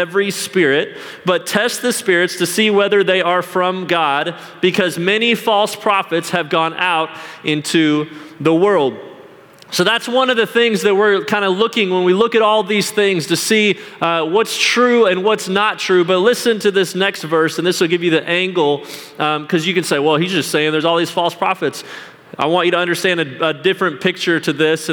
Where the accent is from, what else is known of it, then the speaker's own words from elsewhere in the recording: Salt Lake City, Utah, United States; I grew up in Salt Lake City, Utah